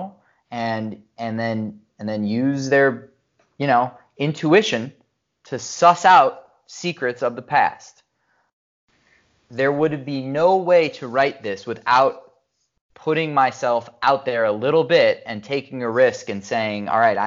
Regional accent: Chicago, Illinois, United States; I'm a Bears fan and I'm a Chicagoan

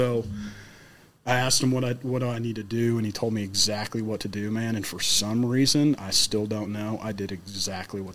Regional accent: Middle Tennessee, United States; I'm from Middle Tennessee. You know, I'm not from Florida

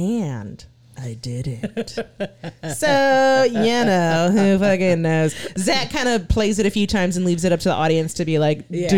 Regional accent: Texas, United States; Like, I'm too Texan. I'm sorry. I'm too Texan.

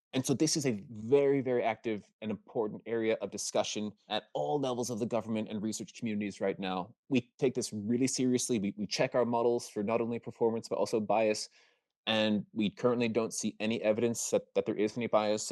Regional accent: Maryland, United States; I'm from Maryland

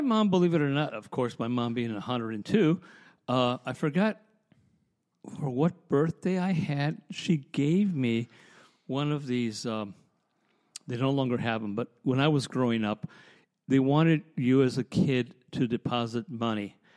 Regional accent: Chicago, Illinois, United States; also born or lived in Lancaster, Pennsylvania; now in Lititz, United States; I'm from Chicago

